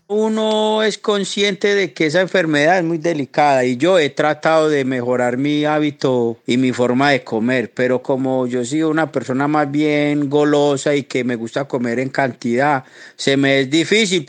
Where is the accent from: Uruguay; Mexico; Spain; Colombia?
Colombia; now in Boston, United States; soy colombiano, vivo en estos momentos en Boston